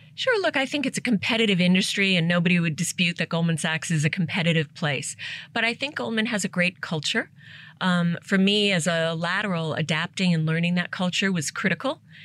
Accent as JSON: {"language": "English", "town": "New York City", "region": "New York", "country": "United States", "tie": "born or raised there", "also_born_or_lived": "Asia", "first_language": "English", "moved": "as an adult", "said": "I grew up in Staten Island because it was the only place they could rent a home or buy a home."}